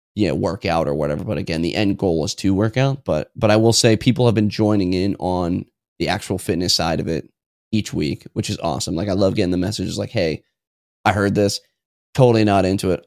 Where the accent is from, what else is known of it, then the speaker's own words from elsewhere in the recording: New Hampshire, United States; I'm from New Hampshire, uh, or, or normally I just say I'm from New England